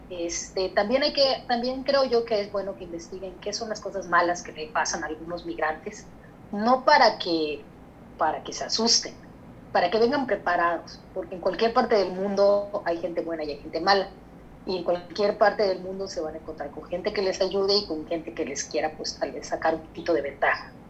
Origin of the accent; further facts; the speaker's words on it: Mexico; now in Canada; yo para, yo para poder abrir mi corporación como, como mexicana con mi permiso de trabajo, este, la, la pude abrir sola, la podía abrir sola.